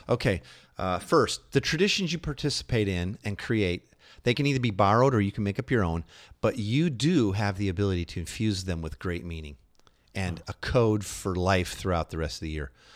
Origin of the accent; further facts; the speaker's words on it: Midwest, United States; we're from the Midwest